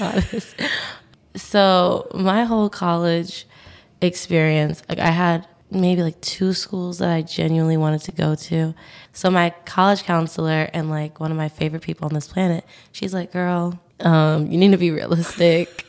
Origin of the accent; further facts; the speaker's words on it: New York City, New York, United States; moved away as an adult; now in Syracuse, United States; So I'm from New York City. I'm from Staten Island.